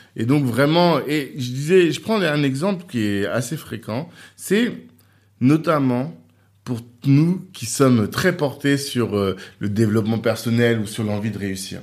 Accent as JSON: {"language": "French", "country": "Central African Republic", "said": "on est des Centrafricains"}